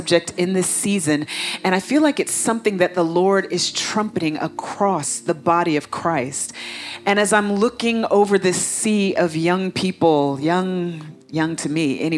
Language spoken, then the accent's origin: English; Atlanta, Georgia, United States; moved away as an adult; now in Africa; I was coming from Atlanta, my home, my old home, to Africa, my new home